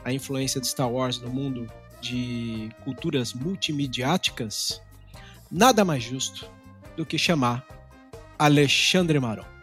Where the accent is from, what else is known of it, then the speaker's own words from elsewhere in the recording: São Paulo, Brazil; Eu sou de São Paulo, do ABC Paulista. Né? Cresci no movimento de brigas de gangue.